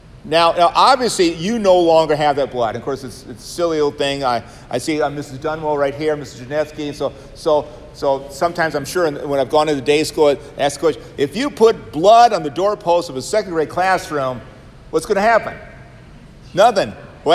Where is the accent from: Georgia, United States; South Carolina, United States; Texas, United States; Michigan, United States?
Georgia, United States; Savannah; I come from Savannah, Georgia, right? And we are surrounded by Baptist types. I grew up in high school, and I was going to be a Lutheran pastor